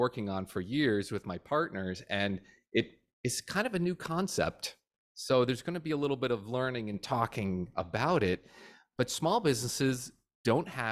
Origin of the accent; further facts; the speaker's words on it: New Jersey, United States; now in Florida, United States; I'm from Jersey originally